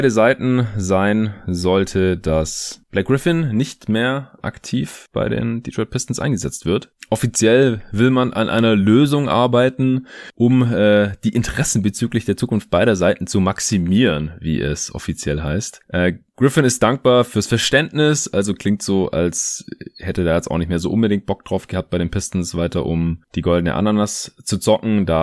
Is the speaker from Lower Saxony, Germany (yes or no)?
no; Stuttgart, Baden-Württemberg, Germany; Ich bin ja jetzt in meiner alten Heimat in Stuttgart gerade für ein paar Tage.